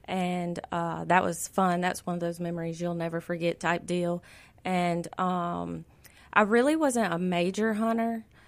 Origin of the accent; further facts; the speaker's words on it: Florida, United States; Well, I'm from Florida, so I like the sun. I like the heat. And I complain all winter long.